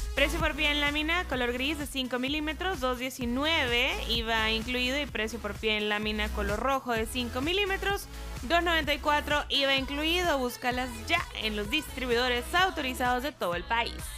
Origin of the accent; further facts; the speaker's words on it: El Salvador; Nuestro país